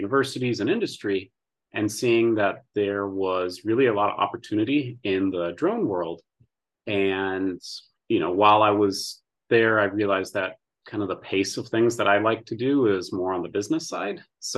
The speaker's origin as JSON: {"language": "English", "region": "Indiana", "country": "United States", "tie": "born or raised there", "said": "from Indiana, born and raised in Indiana and Midwest. Dad was with FedEx when I was a kid, so we did a lot of moving around the Midwest, but majority of Indiana."}